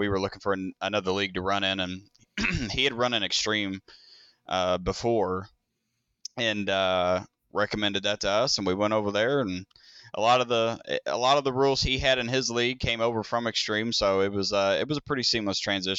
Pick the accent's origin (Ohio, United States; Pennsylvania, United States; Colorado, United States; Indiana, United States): Indiana, United States; That's where we're from. We're from Southern Indiana. Yeah, right across the river from Louisville.